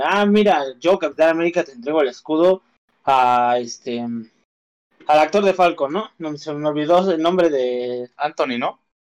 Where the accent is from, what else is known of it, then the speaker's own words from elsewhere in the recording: Mexico; nosotros como mexicanos